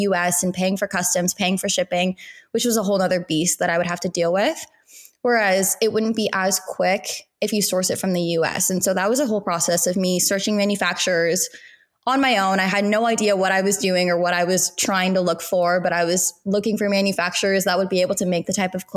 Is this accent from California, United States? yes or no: yes; Southern California, United States; I grew up in Southern California